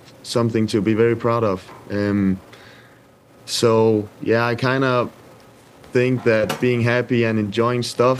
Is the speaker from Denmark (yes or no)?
yes; Denmark; moved away as an adult; also born or lived in Sweden; now in Italy; I grew up in Midtjylland in Denmark, which has a great academy